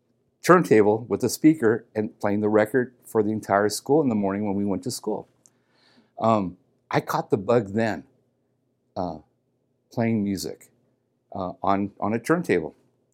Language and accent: English; Los Angeles, California, United States; You know, growing up in the East Los Angeles area is kind of rough. You either joined a gang or did something else. And my something else was music.